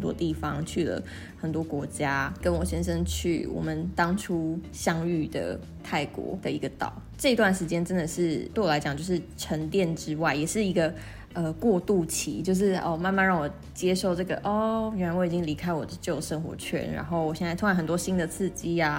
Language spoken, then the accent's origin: Chinese; Kaohsiung, Taiwan; also born or lived in Northern Taiwan; 因为大家都知道我跟小朵其实从去年底就已经搬回高雄，搬回南部了。嗯，对，所以其实对我来讲，这真的是一个蛮大的人生的转变嘛。因为在北部其实前前后后也住了将近十年的时间